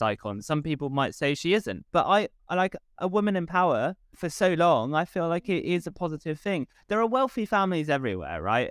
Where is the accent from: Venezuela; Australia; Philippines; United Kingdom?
United Kingdom; England; we as English people